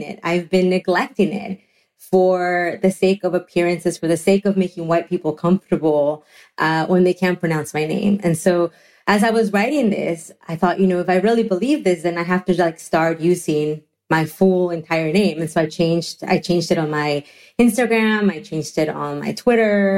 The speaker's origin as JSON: {"language": "English", "country": "Mexico", "tie": "born or raised there", "moved": "yes", "lives_now": "United States", "said": "When I was growing up in Mexico"}